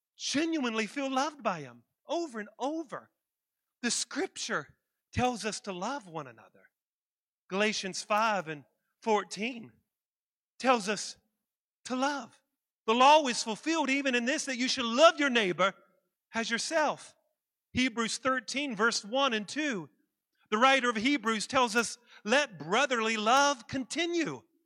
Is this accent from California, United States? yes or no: no; West Virginia, United States; I'm from West Virginia